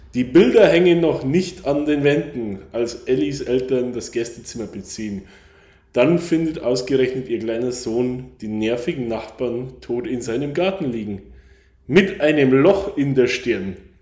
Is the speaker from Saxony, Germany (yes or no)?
no; Bavaria, Germany; now in Ireland; kommt genau wie ich aus Bayern